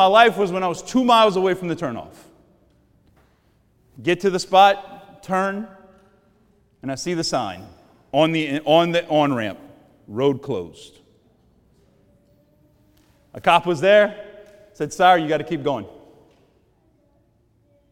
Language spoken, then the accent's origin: English; Cajun, Louisiana, United States; I'm a Cajun